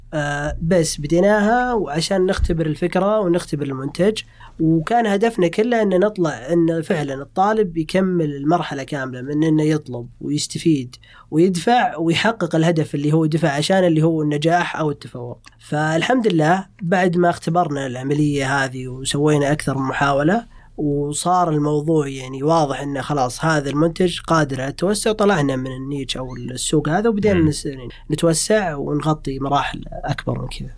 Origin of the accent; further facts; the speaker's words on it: Riyadh, Riyadh Province, Saudi Arabia; moved away as an adult; انا جيت آه، من الرياض